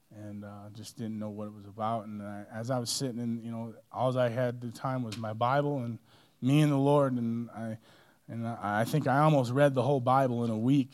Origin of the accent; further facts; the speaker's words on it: Minnesota, United States; moved away; also born or lived in Colorado Springs; growing up in Minnesota, uh, I grew up in a small Catholic family